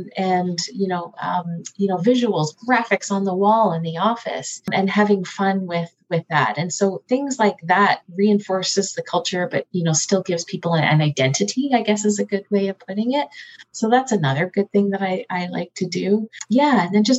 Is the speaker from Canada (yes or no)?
yes; Canada; we changed it to moose because we're Canadian. And so we should really reflect that.